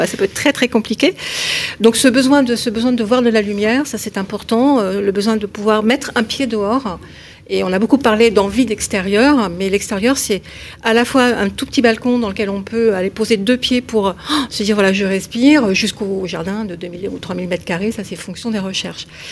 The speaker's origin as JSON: {"language": "French", "town": "Paris", "region": "Île-de-France", "country": "France", "said": "je suis parisienne"}